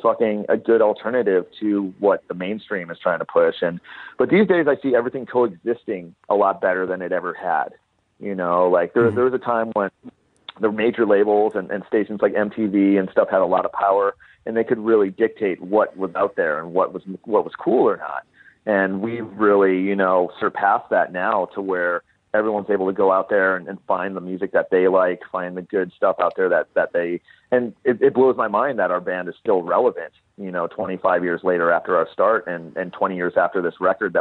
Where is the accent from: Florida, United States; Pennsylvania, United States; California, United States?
California, United States; Southern; growing up in Southern California